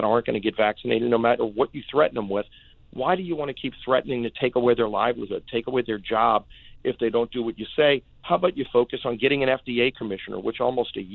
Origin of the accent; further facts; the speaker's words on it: Louisiana, United States; my home state of Louisiana